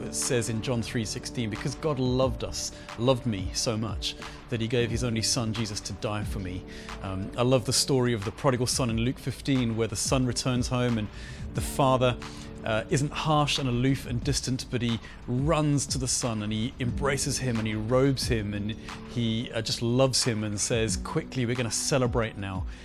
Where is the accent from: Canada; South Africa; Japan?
South Africa; Johannesburg, Gauteng; I grew up in Johannesburg in South Africa